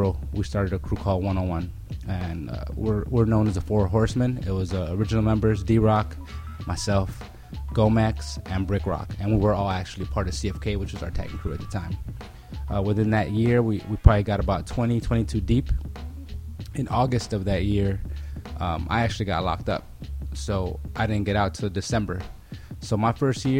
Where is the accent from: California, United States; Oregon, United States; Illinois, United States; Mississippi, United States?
California, United States; Pasadena; also born or lived in Pico Rivera; I grew up in Pasadena